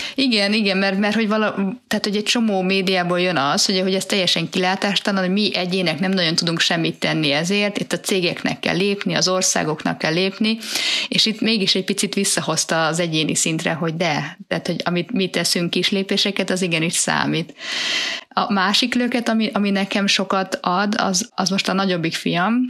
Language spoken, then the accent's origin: Hungarian; Budapest, Hungary; A 11. kerület szerintem Márti nekünk az, az a mi kisvárosunk, ahol gyerekként nőttünk föl.